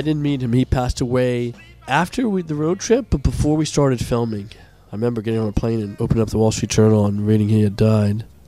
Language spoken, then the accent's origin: English; Montgomery County, Maryland, United States; grew up in, uh, in uh, Montgomery County as well, and I went to Landon